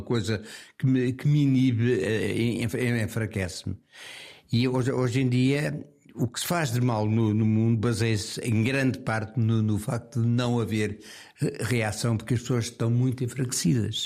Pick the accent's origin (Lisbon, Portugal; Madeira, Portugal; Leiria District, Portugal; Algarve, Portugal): Lisbon, Portugal; eu nasci no Campo Grande uh, numa, numa casa que foi, que, que foi a última coisa que, que, me ligou a Lisboa